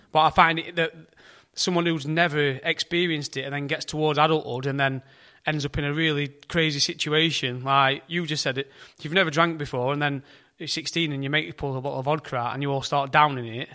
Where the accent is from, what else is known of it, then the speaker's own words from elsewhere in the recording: United Kingdom; we, we're, we're British